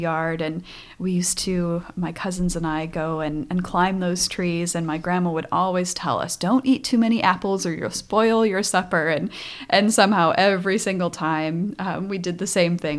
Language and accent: English; North Dakota, United States; moved away; I grew up on a farm in North Dakota